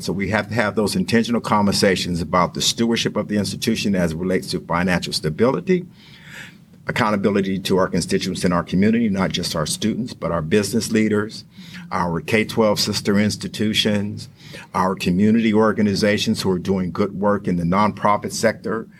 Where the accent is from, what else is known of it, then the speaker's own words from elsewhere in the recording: Western Pennsylvania, United States; moved away as an adult; also born or lived in Texas / West Virginia; I grew up in Western Pennsylvania.